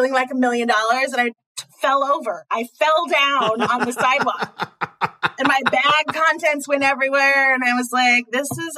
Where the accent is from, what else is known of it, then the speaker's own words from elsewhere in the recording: Pasadena, California, United States; I'm from Pasadena.